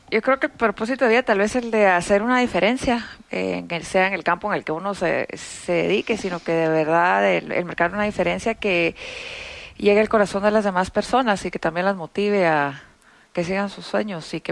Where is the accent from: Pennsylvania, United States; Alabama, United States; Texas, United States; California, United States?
Texas, United States; Austin; Ah, va. Yo crecí en Austin, Texas, en Estados Unidos.